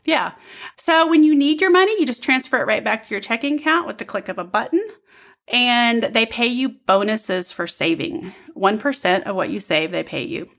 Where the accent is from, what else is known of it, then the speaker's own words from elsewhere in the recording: Midwest, United States; now in Southern United States; I'm from the Midwest